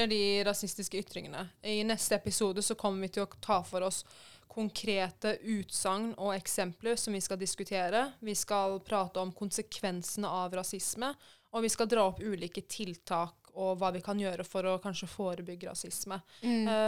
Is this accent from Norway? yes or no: no; Iran; Altså, for det første, jeg er iraner, jeg er ikke fra Pakistan.